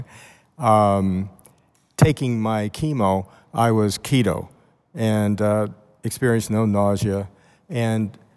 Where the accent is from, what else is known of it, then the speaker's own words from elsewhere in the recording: Westford, Massachusetts, United States; I'm from Westford, Massachusetts